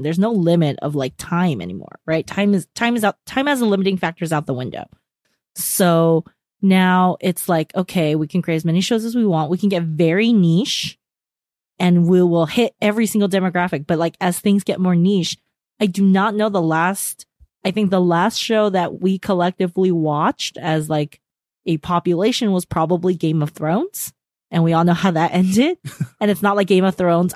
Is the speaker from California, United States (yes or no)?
yes; California, United States; we're from California